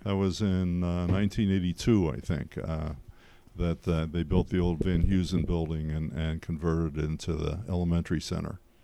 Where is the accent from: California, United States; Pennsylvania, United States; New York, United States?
Pennsylvania, United States; Pottsville; also born or lived in West Chester, Pennsylvania; I grew up in the Paso area school district